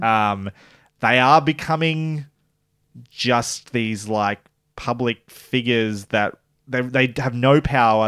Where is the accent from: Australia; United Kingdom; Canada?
Australia; as an Australian